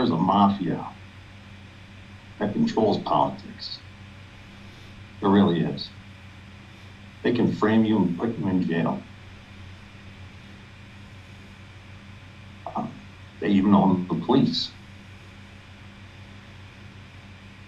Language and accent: English; New York, United States; I'm from New York